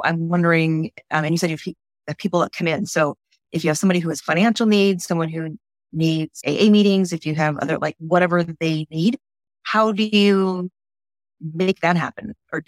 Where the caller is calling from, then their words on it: Southern California, United States; I am calling here from Southern California